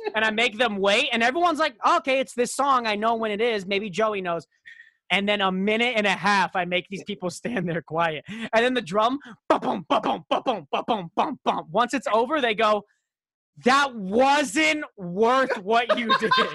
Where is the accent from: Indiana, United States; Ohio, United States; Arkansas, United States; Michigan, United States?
Michigan, United States; Royal Oak; I was born outside of Royal Oak, Michigan